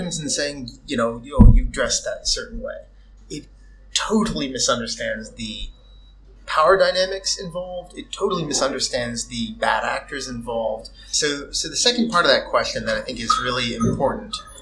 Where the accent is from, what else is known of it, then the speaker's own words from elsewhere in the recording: United States; now in Moldova; me as an American